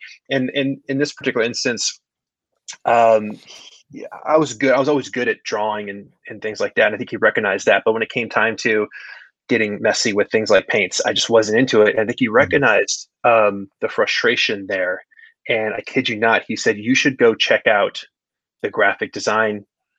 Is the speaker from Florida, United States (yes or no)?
no; Saratoga Springs, New York, United States; But recently moved back up to upstate New York, my hometown, Saratoga Springs, where I currently am working out of an office, one-man office here.